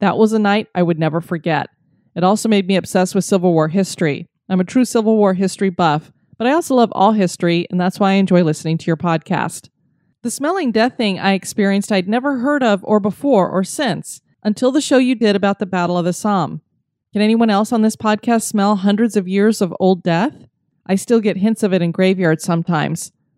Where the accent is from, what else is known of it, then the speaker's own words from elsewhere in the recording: Massachusetts, United States; Back in 2012, I went on a family road trip down to South Carolina from my home state of Massachusetts.